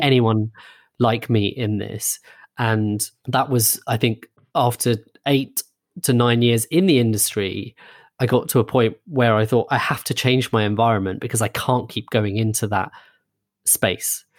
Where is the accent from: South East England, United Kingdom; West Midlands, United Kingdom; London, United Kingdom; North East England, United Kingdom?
London, United Kingdom; a suburb of; we grew up in a suburb of London